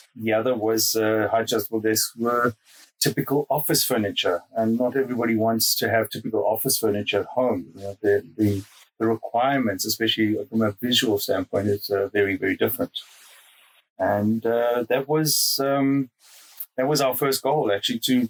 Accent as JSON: {"language": "English", "country": "South Africa", "tie": "born or raised there", "moved": "as an adult", "lives_now": "Munich, Germany", "said": "I'm originally from South Africa. And was born there, grew up there."}